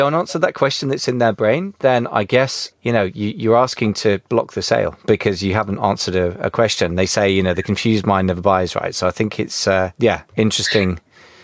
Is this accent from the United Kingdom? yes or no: yes; United Kingdom; being British